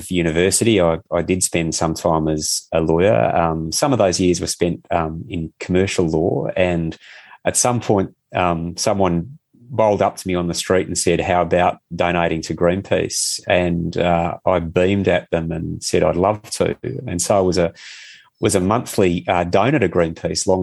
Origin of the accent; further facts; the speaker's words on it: Western Australia, Australia; also born or lived in London; I grew up in Western Australia